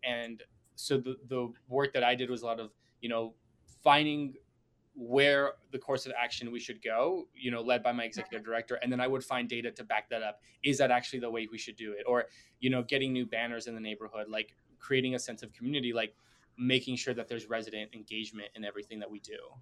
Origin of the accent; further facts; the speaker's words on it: Bentonville, Arkansas, United States; moved away as an adult; now in Chicago, United States; born in Arkansas and I grew up like my entire childhood and um, part of my adult life going up to uh, the age of 22